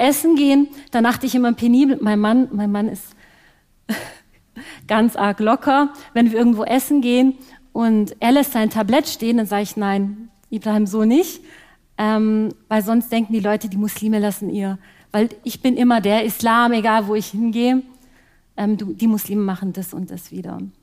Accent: Ostfildern, Baden-Württemberg, Germany; Ich bin geboren und aufgewachsen hier in der Nähe von Stuttgart in Ostfildern

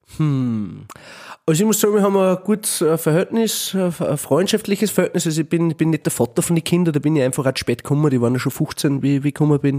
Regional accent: Gramastetten, Upper Austria, Austria; ich bin ja aus Grammerstetten in einer Sackgasse

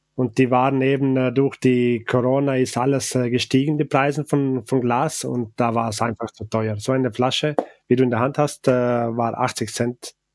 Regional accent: Val Gardena, Trentino-Alto Adige, Italy; first language Ladin; German is a second language; also born or lived in St. Johann, South Tyrol; Von Gardertal

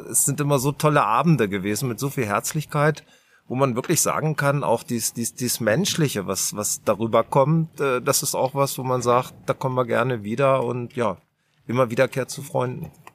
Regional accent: Garbsen, Lower Saxony, Germany; der Felix und ich, wir kommen aus Garbsen, Hannover

